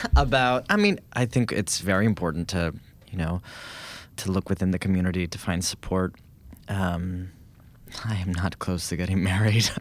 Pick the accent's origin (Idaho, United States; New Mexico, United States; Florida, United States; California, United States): California, United States; Berkeley; I was born in Berkeley